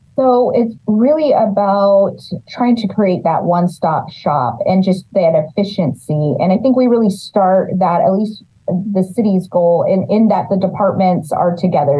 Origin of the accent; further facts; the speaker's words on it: Los Banos, California, United States; I'm born and raised in Los Banos.